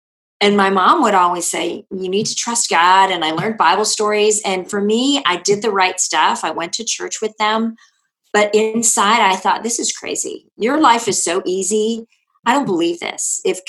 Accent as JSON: {"language": "English", "country": "India", "tie": "born there", "said": "Well, I was born in India to Christian parents."}